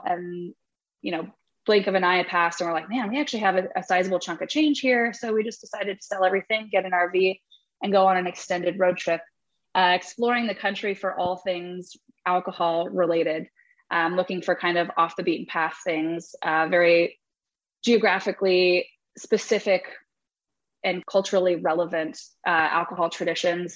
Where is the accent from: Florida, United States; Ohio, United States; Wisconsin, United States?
Ohio, United States; Dayton; moved away as an adult; also born or lived in Texas; came back to Ohio to be a part of uh, Tender Mercy and Sueño and whatever else is is on the horizon from there. Coming back to Ohio was was an interesting decision. It's my hometown and Dayton specifically